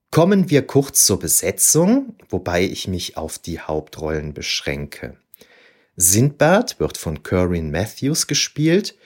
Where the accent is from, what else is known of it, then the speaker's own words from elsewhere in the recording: Aachen, North Rhine-Westphalia, Germany; Als Aachener